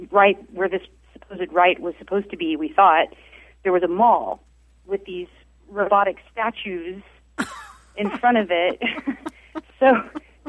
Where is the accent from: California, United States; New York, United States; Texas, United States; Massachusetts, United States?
Texas, United States; Dallas; I'm from Dallas